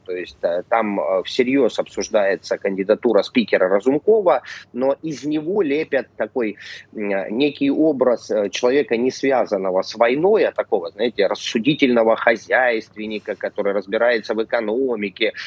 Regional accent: Crimea, Ukraine; нас называли соотечественниками за рубежом ну как я, человек, живущий в Крыму

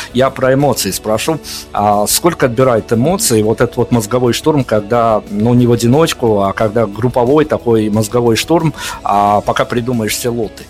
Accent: Belarus; я как человек из Беларуси

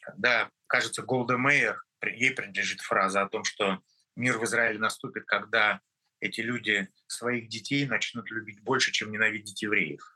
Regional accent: Russia; moved away as an adult; now in Israel; я россиянин, э, в анамнезе 53 года прожил в России, родился там, учился там

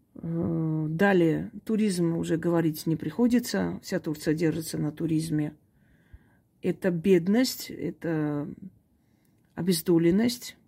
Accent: Armenia; Я, я армянка, да, я никогда это не скрывала

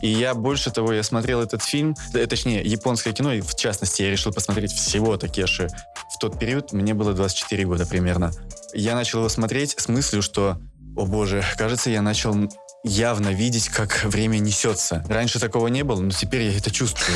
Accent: Sakhalin Oblast, Russia; Я родился на Сахалине, рядом с Японией, э, в, городе, который и был раньше японским

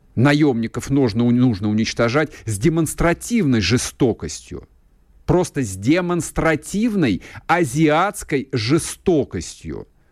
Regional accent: Russia; мы же, мы же больше не европейская страна

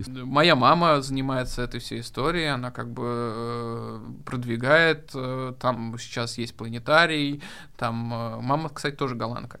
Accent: Kazan, Tatarstan, Russia; moved away; also born or lived in Spain; Казань — это мой родной город

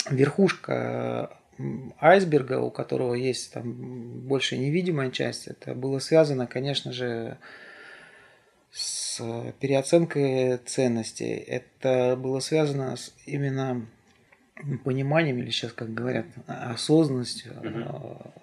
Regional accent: Siberia, Russia; moved away; несмотря на то, что я приехал из Сибири и были авторитетные люди, которые здесь уже занимались взрослыми делами

